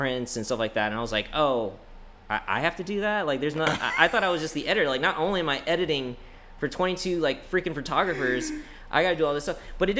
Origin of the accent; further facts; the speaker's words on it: New York, United States; And I thought, since I was originally from New York and I was so accustomed and comfortable going there every twice a year because my family's still up there.